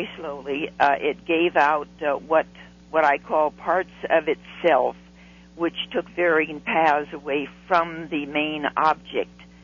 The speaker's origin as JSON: {"language": "English", "town": "Long Beach", "region": "California", "country": "United States", "tie": "born or raised there", "said": "I was a schoolgirl from Long Beach, California."}